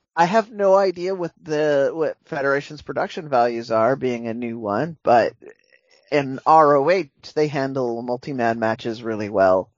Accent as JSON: {"language": "English", "country": "United States", "said": "as an American"}